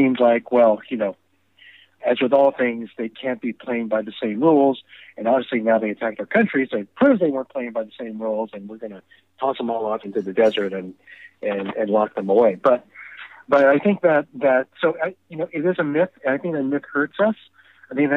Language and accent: English; United States; I'm an American. I've been American all my life. I think American, I act American, I speak American